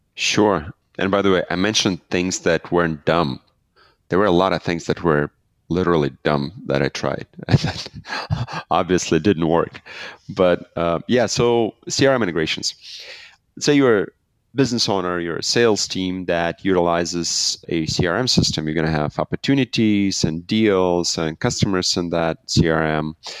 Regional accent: Belarus; I'm from Belarus. We started the company out of Belarus

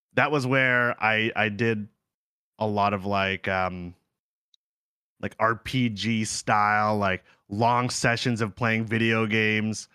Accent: Ontario, Canada; also born or lived in South Korea; We're both from Ontario

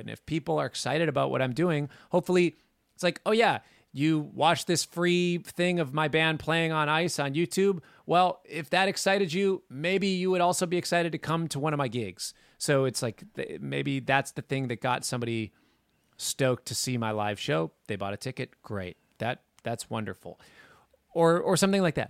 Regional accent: Minnesota, United States; I grew up in Minnesota

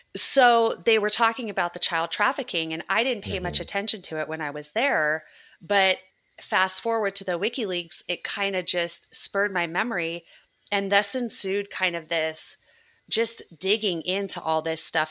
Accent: Southern California, United States; moved away; I grew up in Southern California.

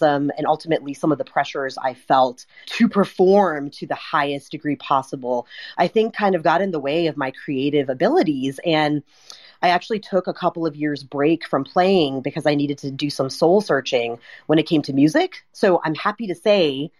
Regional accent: United States; being a traditionally raised Indian woman here in the States

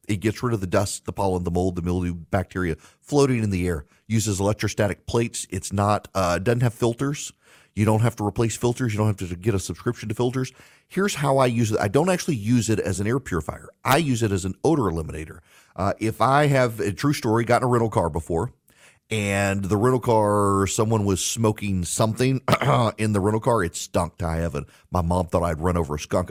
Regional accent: United States; I'm an American

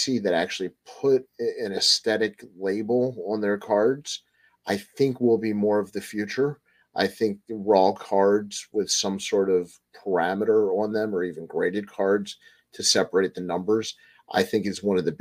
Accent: Baltimore, Maryland, United States; I'm from Baltimore

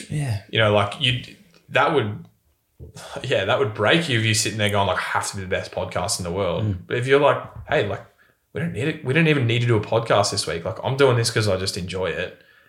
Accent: Bendigo, Victoria, Australia; But it's like I come from Bendigo.

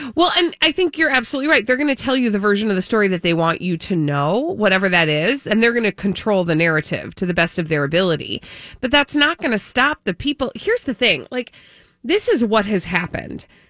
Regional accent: Ireland; being an Irish person

